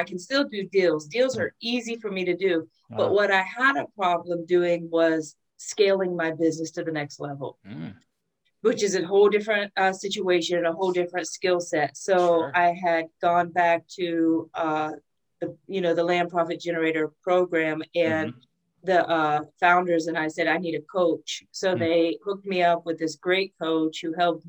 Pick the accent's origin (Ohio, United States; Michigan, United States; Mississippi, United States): Ohio, United States; I'm originally from Ohio, farm country, Ohio